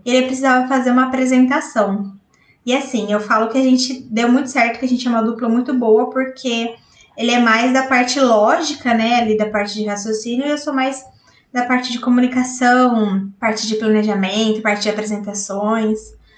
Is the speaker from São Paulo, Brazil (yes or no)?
yes; Botucatu, São Paulo, Brazil; sou aqui de Botucatu, interior de São Paulo